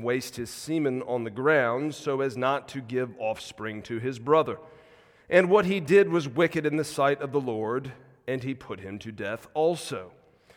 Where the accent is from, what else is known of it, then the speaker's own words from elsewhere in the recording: South Carolina, United States; moved away as an adult; also born or lived in Mississippi; now in Chattanooga, United States; Grown up most of my life in South Carolina and Deep South